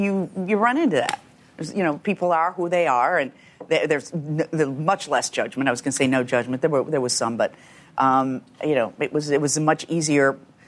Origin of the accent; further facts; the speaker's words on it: Chicago, Illinois, United States; The south side of Chicago in a suburb.